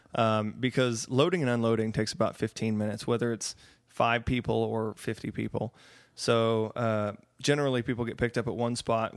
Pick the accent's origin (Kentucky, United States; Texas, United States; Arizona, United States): Texas, United States; Austin; we're from Austin. Myself and my booking agents are all from Austin